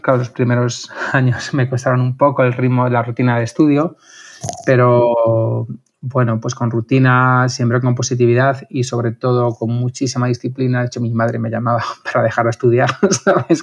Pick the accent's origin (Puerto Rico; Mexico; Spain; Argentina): Spain; Madrid, Community of Madrid; also born or lived in Toledo; soy de Madrid